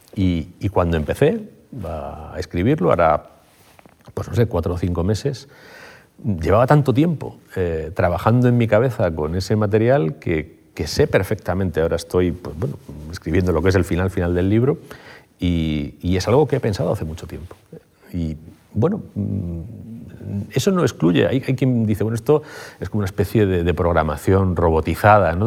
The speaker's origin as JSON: {"language": "Spanish", "town": "Madrid", "region": "Community of Madrid", "country": "Spain", "tie": "born or raised there", "also_born_or_lived": "Carabanchel, Madrid / Getafe", "said": "mis primeros cuatro años de vida fueron en Getafe. Luego me trasladé a Madrid. Durante bastante tiempo viví en Madrid"}